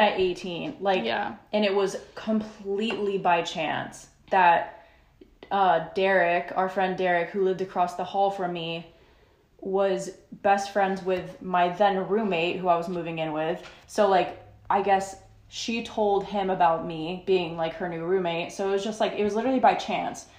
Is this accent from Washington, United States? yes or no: no; Florida, United States; now in Nashville, United States; we're both from Florida